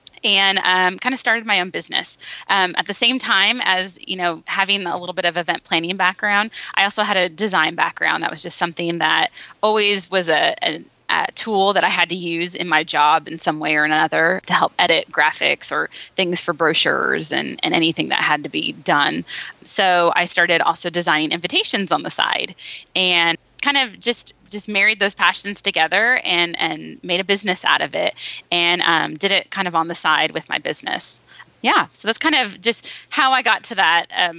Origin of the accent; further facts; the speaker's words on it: Las Vegas, Nevada, United States; moved away as an adult; also born or lived in Southern California / Reno, Nevada; now in Nashville, United States; I'm a native of Las Vegas, so I moved back home.